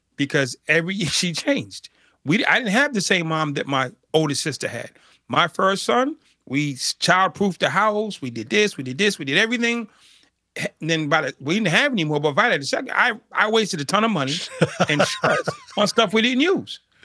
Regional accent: Boston, Massachusetts, United States; I grew up in Boston, Massachusetts

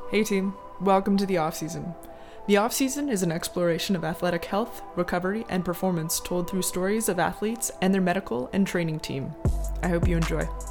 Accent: Cole Harbour, Nova Scotia, Canada; I grew up in Cole Harbor.

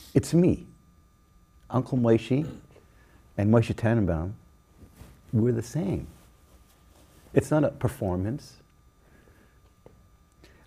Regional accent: Toronto, Ontario, Canada; I grew up in Toronto

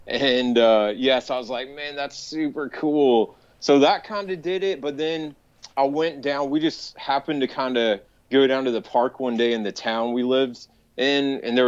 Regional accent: Nashville, Tennessee, United States; also born or lived in Michigan; I was born up in Michigan, but I grew up here in Tennessee around Nashville.

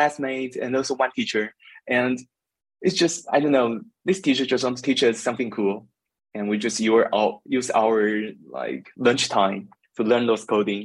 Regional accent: Taiwan; now in Berlin, Germany; I come from Taiwan and currently live in Berlin, Germany

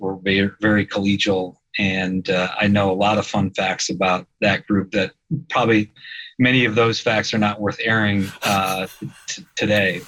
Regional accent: Fort Wayne, Indiana, United States; moved away as an adult; also born or lived in Chicago, Illinois; now in Peoria, United States; I grew up in the Peoria of Indiana, Fort Wayne.

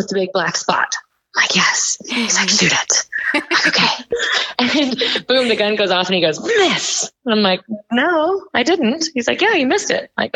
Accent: Los Angeles, California, United States; now in Texas, United States; I was born and raised in Los Angeles

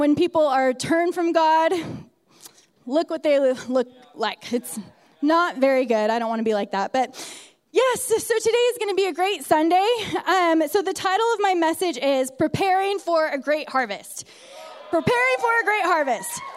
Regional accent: California, United States; moved away as an adult; also born or lived in San Diego; now in Utah, United States; I was born and raised in California, not around mountains

